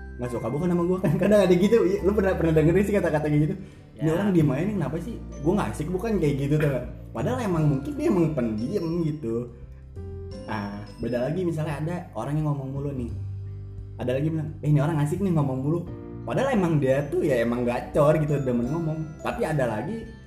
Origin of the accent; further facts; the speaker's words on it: Bogor, West Java, Indonesia; gue dari SD di Bogor gitu SD Bogor SMP Bogor sampai SMA gue Bogor